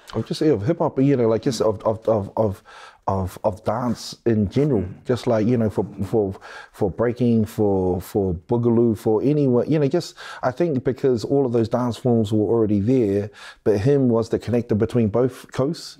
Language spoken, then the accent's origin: English; Wellington, New Zealand; I'm from Wellington